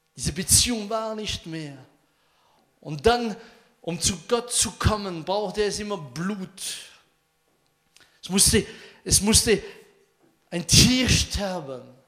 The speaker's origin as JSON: {"language": "German", "country": "France", "second_language": "German", "said": "Bei uns in Frankreich"}